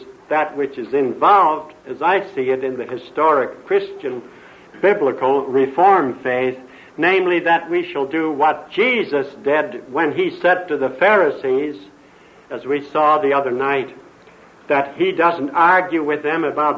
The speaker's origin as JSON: {"language": "English", "town": "Highland", "region": "Indiana", "country": "United States", "also_born_or_lived": "the Orient / Redlands", "moved": "yes", "said": "I came from Highland, Indiana, and I can't get rid"}